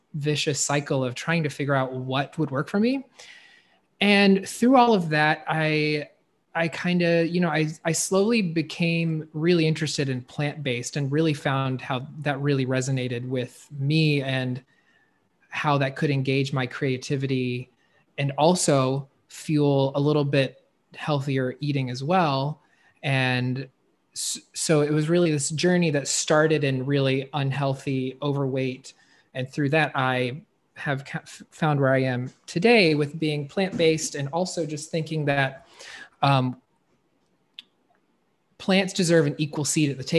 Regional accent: North Carolina, United States; I was raised in the South, North Carolina.

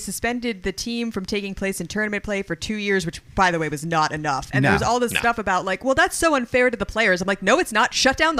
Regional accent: Lancaster, Pennsylvania, United States; moved away; because I grew up out in Lancaster

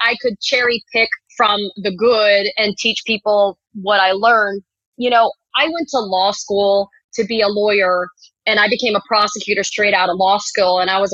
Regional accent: Miami, Florida, United States; also born or lived in New York / Tuscaloosa, Alabama; I was born in New York, but then I lived in Tuscaloosa, Alabama until age 8 when I moved to Miami

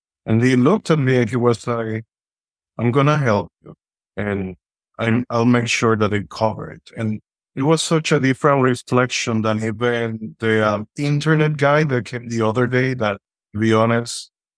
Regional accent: Santiago, Dominican Republic; English is a second language; moved away as an adult; now in California, United States; I'm Dominican. I was born and raised in the Dominican Republic, Santiago, Dominican Republic. Right now, I'm here in California

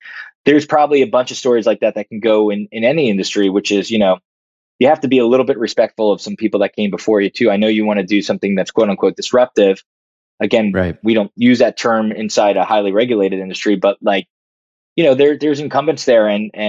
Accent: Brooklyn, New York, United States; born there; I was born in Greenpoint, Brooklyn.

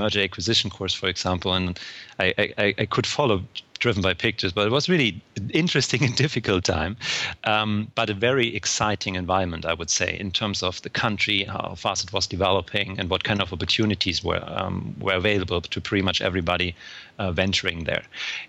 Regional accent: Hesse, Germany; In terms of my background, I was born in Germany and raised near Frankfurt.

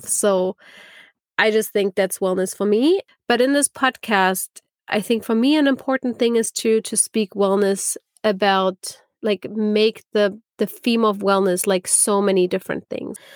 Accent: Germany; moved away as an adult; also born or lived in California; now in Berlin, Germany; I'm originally from Germany, not from Berlin, but from Germany.

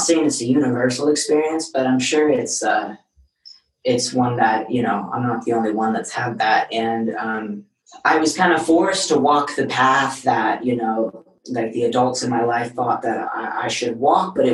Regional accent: Seattle, Washington, United States; now in Los Angeles, United States; I grew up in Seattle.

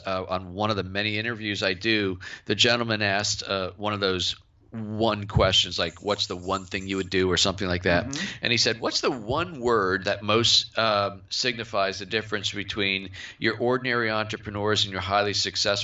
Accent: Cape Cod, Massachusetts, United States; I grew up on Cape Cod

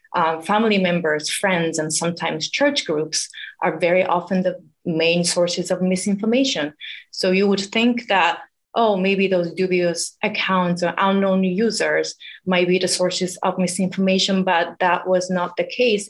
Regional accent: Japan; moved away as an adult; now in United States; I'm originally from Japan

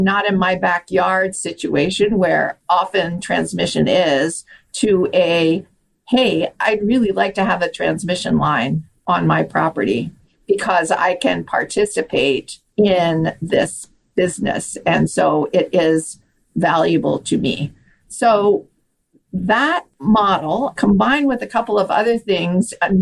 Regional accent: New Mexico, United States; my home state of New Mexico

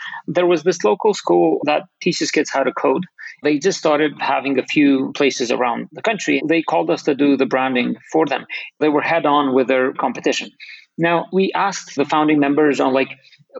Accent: Kosovo; I'm from Kosovo, a tiny country a lot of people don't know exists.

